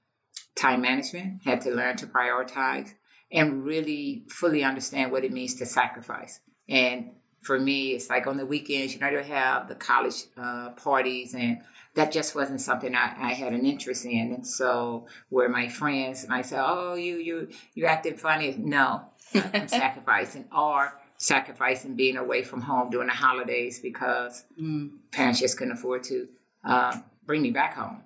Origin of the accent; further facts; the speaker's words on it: East St. Louis, Illinois, United States; I'm from East St. Louis. I grew up in East St. Louis